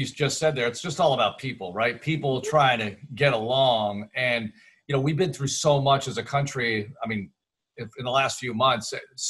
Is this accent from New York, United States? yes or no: yes; New York, United States; moved away; I grew up watching WABC in New York.